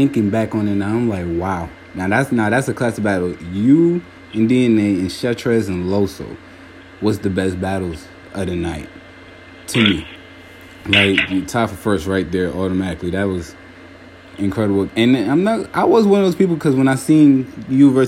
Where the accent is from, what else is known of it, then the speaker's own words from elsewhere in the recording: New York City, New York, United States; now in Atlanta, United States; I'm out here in Atlanta now, in Georgia, but I'm originally from Brooklyn, New York. So, Canarsie.